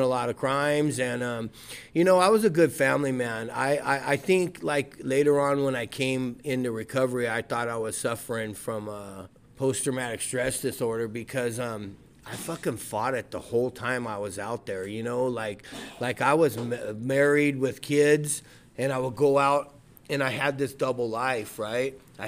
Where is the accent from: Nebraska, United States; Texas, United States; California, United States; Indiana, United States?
California, United States; Rubidoux; I'm from Rubidoux. I went to Rubidoux High School, Mission Junior High.